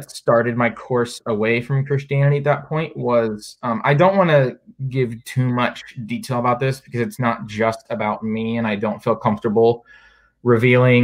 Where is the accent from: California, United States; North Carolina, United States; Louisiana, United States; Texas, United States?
North Carolina, United States; moved away as an adult; also born or lived in Virginia; now in Charlottesville, United States; I'm originally from North Carolina, went to college at Virginia Tech, now at UVA